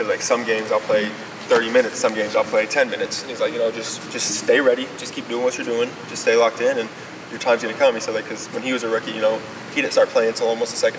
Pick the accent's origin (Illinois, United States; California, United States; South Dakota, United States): Illinois, United States; moved away as an adult; now in Orlando, United States; Actually, it's funny, because being from Illinois, like, I grew up an Illinois basketball fan